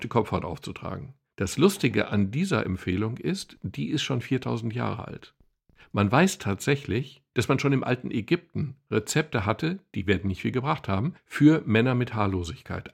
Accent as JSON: {"language": "German", "town": "Dortmund", "region": "North Rhine-Westphalia", "country": "Germany", "said": "Ich möchte übrigens als sportbegeisterter Dortmunder"}